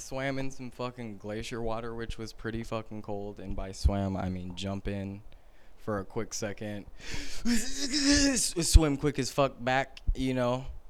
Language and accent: English; California, United States; growing up in California